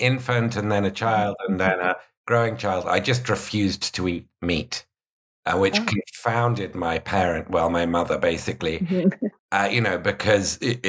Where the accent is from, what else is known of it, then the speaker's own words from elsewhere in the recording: United Kingdom; because I'm British